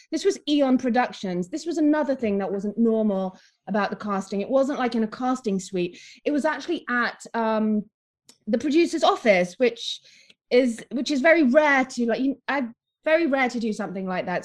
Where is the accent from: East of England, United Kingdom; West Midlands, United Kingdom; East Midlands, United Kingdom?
East Midlands, United Kingdom; Nottingham; also born or lived in Philippines; we were raised in Nottingham in England.